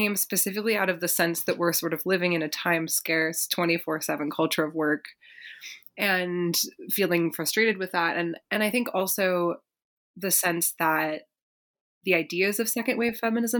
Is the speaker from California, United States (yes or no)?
yes; Berkeley, California, United States; I grew up in Berkeley, California